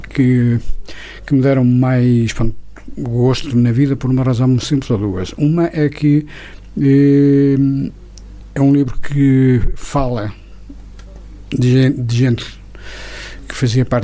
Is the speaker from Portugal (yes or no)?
yes; Queimada, Portugal; houve um belo dia em que eu fui à minha aldeia à queimada e no dia 1 de novembro para ir ao cemitério. E quando dei por mim, havia montes de pessoas da minha aldeia